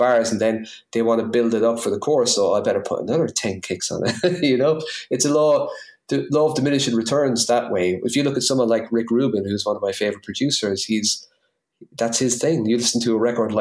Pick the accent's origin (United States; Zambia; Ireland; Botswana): Ireland; New Ross, Leinster; accent: New Ross; my new Ross accent